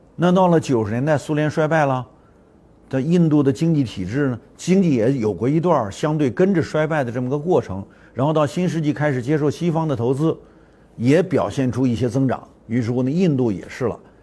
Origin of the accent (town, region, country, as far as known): China